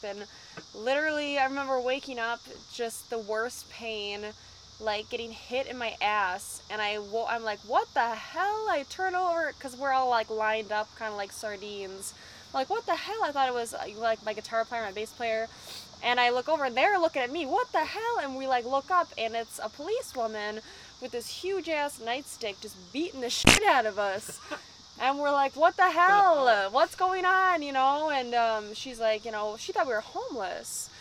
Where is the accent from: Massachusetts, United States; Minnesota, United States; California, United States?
Minnesota, United States; Minneapolis; We're from Minneapolis, Minnesota